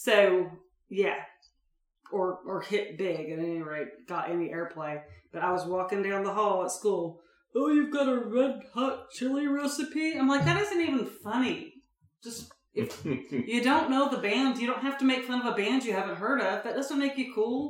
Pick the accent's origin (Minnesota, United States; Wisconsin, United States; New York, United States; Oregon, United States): Oregon, United States; Portland; I grew up in Portland